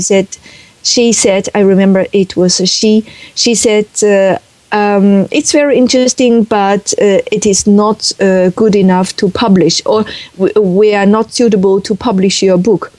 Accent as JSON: {"language": "English", "region": "Beijing", "country": "China", "tie": "born or raised there", "second_language": "English", "moved": "as an adult", "lives_now": "Netherlands", "said": "I was born in 1960 in Beijing, and I was educated there"}